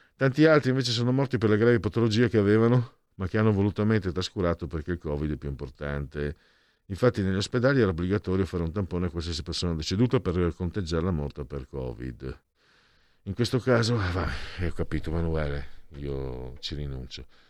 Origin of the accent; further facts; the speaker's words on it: San Vito al Tagliamento, Friuli-Venezia Giulia, Italy; nel mio paese nativo, quello mio proprio, San Vito il Tagliamento